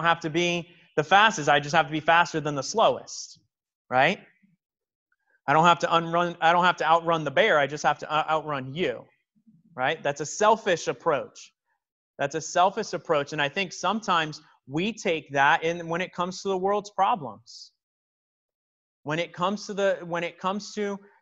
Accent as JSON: {"language": "English", "town": "Miami", "region": "Florida", "country": "United States", "tie": "born or raised there", "said": "taking field trips in elementary school growing up in Miami"}